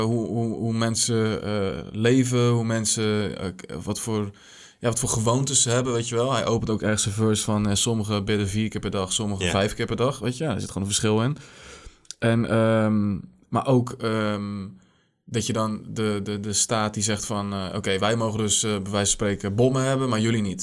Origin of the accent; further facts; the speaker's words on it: Netherlands; wij als, eh, als Nederlanders